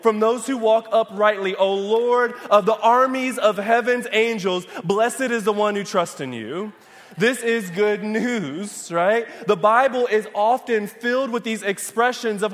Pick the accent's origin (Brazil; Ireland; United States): United States; Michigan; moved away; I'm from Michigan